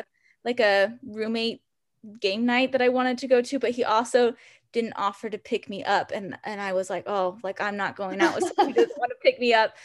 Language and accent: English; Salt Lake City, Utah, United States; now in Provo, United States; I'm originally from Salt Lake City, so really close to where I live now